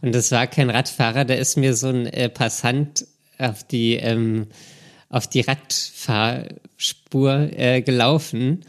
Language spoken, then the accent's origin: German; Berlin, Germany; ich komme ja aus Berlin. Ich bin ja quasi mit wenigen Ausnahmen mein ganzes Leben im Berliner Straßenverkehr ähm, gefahren